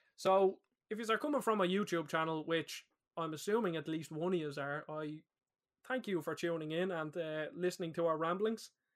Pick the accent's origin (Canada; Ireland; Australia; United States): Ireland; We're both Irish lads